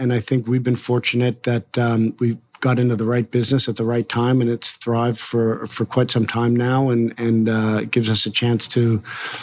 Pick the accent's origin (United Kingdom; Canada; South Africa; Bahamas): Canada; Montreal, Quebec; now in Louisville, United States; I moved to Montreal, and I turned five in Montreal. Yeah, and I grew up there.